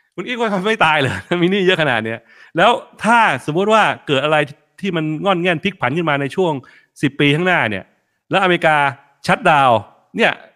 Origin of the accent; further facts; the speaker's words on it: Thailand; ไทยเชื้อสายจีน